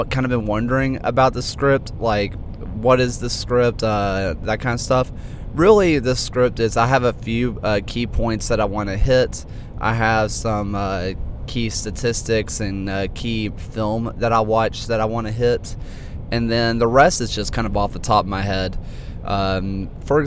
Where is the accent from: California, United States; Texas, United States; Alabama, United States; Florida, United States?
Alabama, United States; accent: Alabama hick; I sound like every other hick that lives here